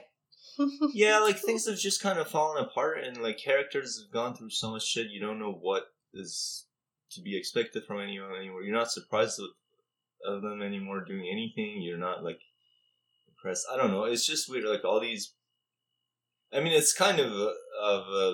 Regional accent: Iran; moved away; growing up in Iran

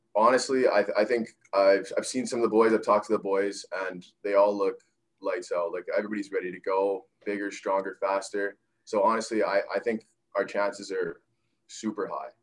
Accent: Winnipeg, Manitoba, Canada; now in Kamloops, Canada; I was from Winnipeg

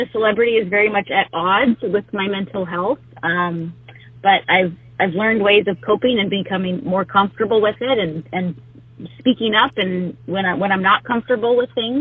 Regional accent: Whittier, California, United States; my life really resided in Whittier, California, which is where I grew up

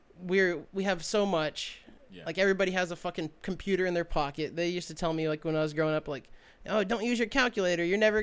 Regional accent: Kansas, United States; moved away as an adult; I grew up in Kansas

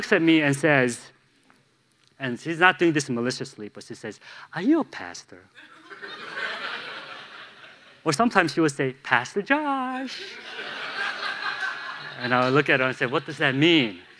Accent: Chicago, Illinois, United States; now in Charlotte, United States; I grew up in Chicago

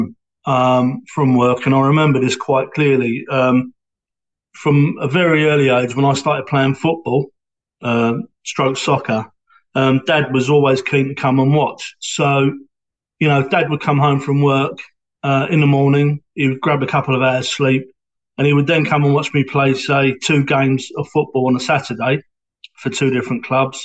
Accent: London, United Kingdom; accent: Cockney; now in Hornchurch, United Kingdom; I was born in Stepney in East London, which allegedly is in the sand of the Bow Bells. So that makes me a Cockney. And we lived in Stepney in East London for a couple of years

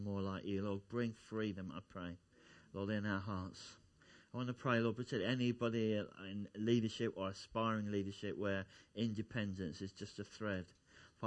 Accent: Essex, East of England, United Kingdom; now in Kettering, United Kingdom; I come from Essex originally

